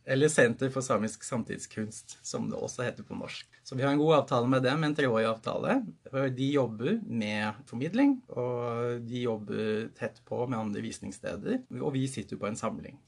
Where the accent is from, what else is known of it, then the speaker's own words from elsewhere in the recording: Oslo, Norway; Jeg er oppvokst i Oslo